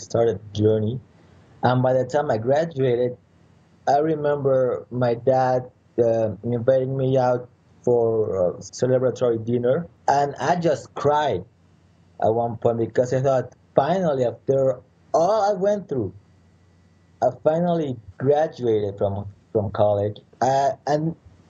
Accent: Mexico City, Mexico; I was born in Mexico City

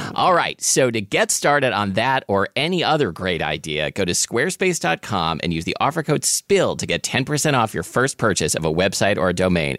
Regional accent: Portland, Oregon, United States; growing up in Portland, Oregon

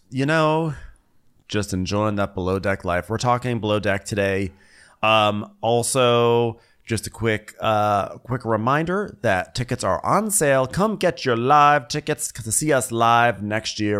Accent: Los Angeles, California, United States; here in in my hometown

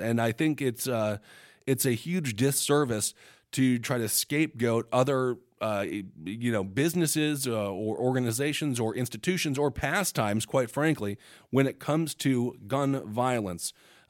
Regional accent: Montana, United States; For example, in my home state of Montana, Medicaid no longer covers mental health services not provided by a licensed provider

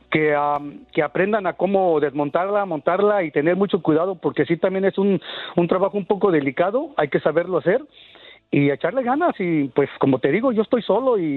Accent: Mexico City, Mexico; moved away as an adult; now in Perris, United States; ya tengo algunos ah, años aquí en, este, en California. Soy de la Ciudad de México

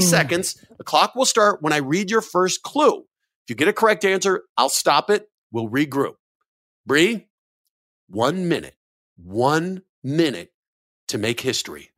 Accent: Denver, Colorado, United States; my hometown, Denver, Colorado

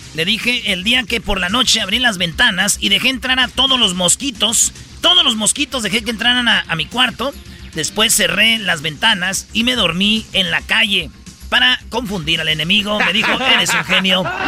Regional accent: Michoacán, Mexico; yo soy de Michoacán

